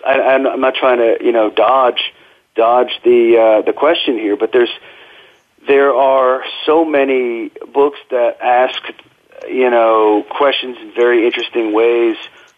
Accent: Northern Virginia, United States; now in East Tennessee, United States; I grew up in Northern Virginia

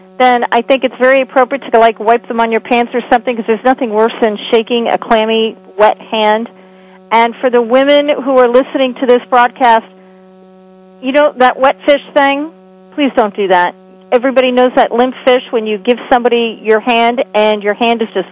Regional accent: New York City, New York, United States; I was raised in New York City

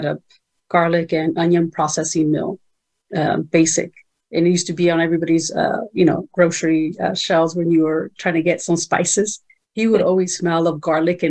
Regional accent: Greenfield, California, United States; first language Spanish; English is a second language; also born or lived in Mexico; Greenfield, California, where we ended up, my hometown, where we grew up and went to school there

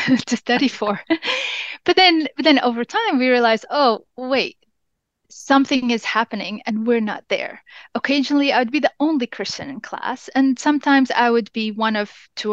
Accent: Jordan; first language English; As I grew up in Jordan

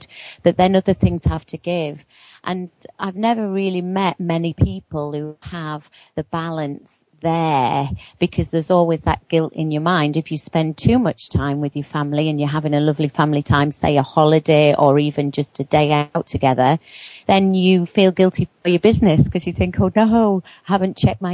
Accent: near Newcastle upon Tyne, North East England, United Kingdom; I come from just near Newcastle upon Tyne in the northeast of England

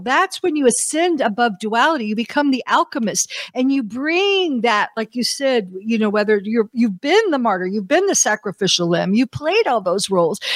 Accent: United States; as an American

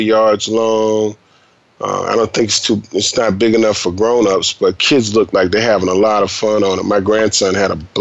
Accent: Florida, United States; I'm from Florida

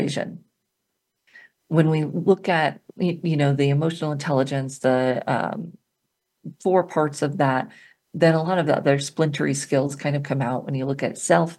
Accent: Colorado, United States; my home state, Colorado

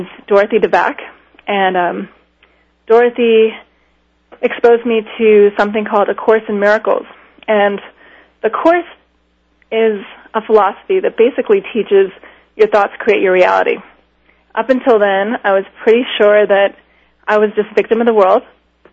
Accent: Miami, Florida, United States; I grew up in Miami

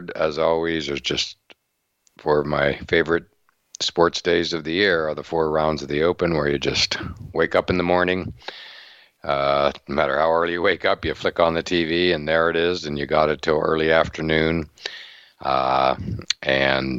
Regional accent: near Pittsburgh, Pennsylvania, United States; I grew up near Pittsburgh

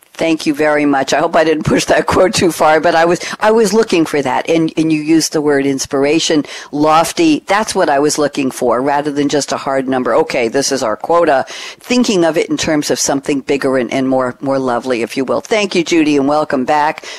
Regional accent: New York, United States; moved away; I'm formerly from New York

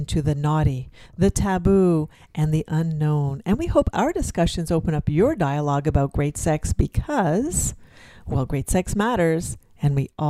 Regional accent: Canada; They're fellow Canadians

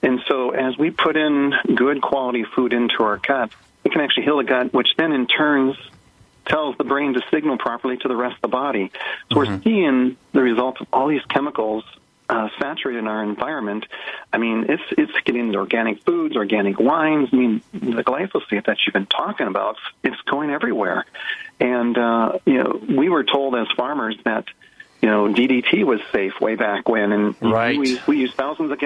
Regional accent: Minnesota, United States; I was raised in Minnesota

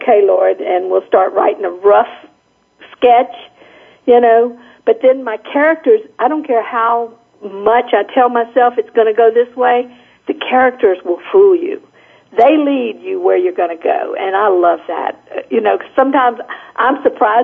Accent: Baton Rouge, Louisiana, United States; also born or lived in New Orleans; I was born in New Orleans, but I've lived almost all my life in Baton Rouge, Louisiana, not far.

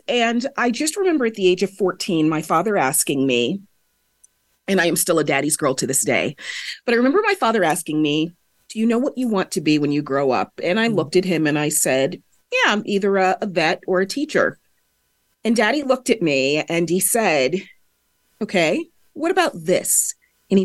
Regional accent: California, United States; I didn't just grow up in a British West Indian household. I grew up in the San Fernando Valley of Southern California.

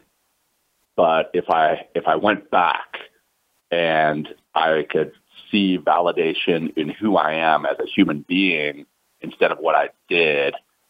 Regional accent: Ruston, Louisiana, United States; moved away as an adult; also born or lived in South Africa; I grew up in Louisiana

